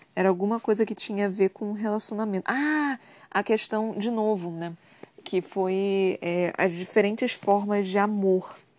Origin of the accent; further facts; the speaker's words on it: Brazil; eu sou brasileira